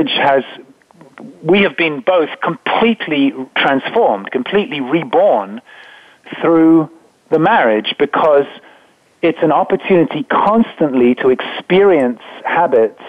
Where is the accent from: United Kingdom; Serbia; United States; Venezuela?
United Kingdom; England; I was brought up in England